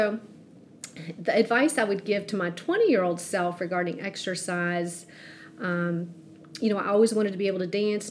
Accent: Southwest Virginia, United States; I grew up in Southwest Virginia

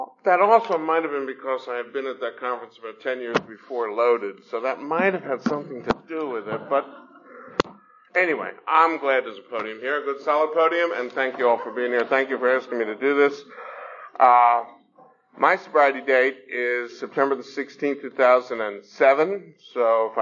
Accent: Newark, New Jersey, United States; now in Atlanta, United States; I was born in the city of Newark, New Jersey

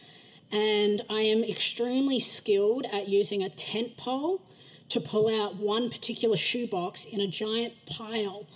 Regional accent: Australia; moved away; I'm probably known as the Aussie in the room

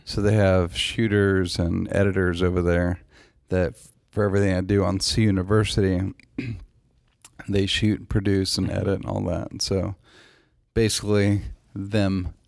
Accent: Nashville, Tennessee, United States; moved away as an adult; also born or lived in Los Angeles; my hometown

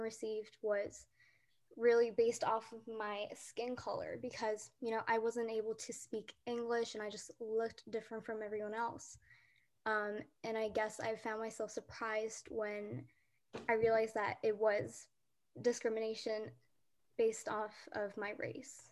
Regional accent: Pennsylvania, United States; English is a second language; also born or lived in South Korea; now in Texas, United States; I was born in South Korea, and um, when I was young, our family moved to Pennsylvania. So I was mostly raised in Pennsylvania

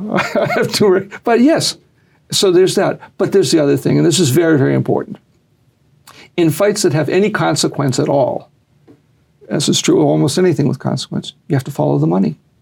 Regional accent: Boston, Massachusetts, United States; moved away; also born or lived in Las Marias, Puerto Rico; I grew up in Boston

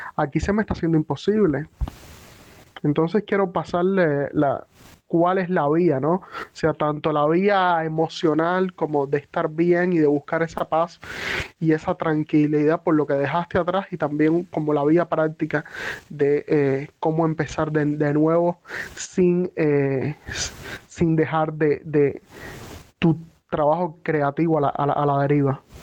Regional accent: Cuba; moved away as an adult; salí de Cuba

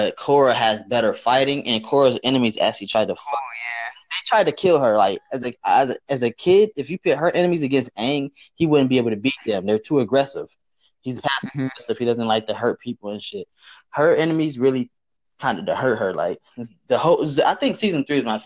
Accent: Toledo, Ohio, United States; moved away as an adult; now in Cleveland, United States; I'm from Toledo, Ohio, but I'm in Cleveland. I've been in Cleveland since 2012.

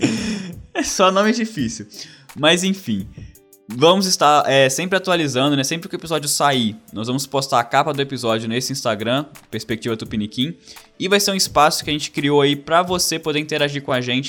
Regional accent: Brazil; moved away as an adult; also born or lived in Wales / Canada; now in Australia

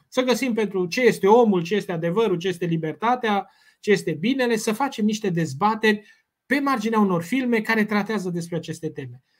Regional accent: Romania; noi uh, ca români

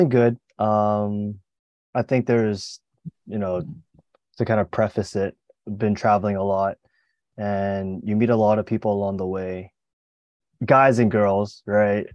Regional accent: Mississauga, Ontario, Canada; moved away as an adult; now in Hong Kong; I'm from Mississauga, which is a relatively large suburb in Toronto

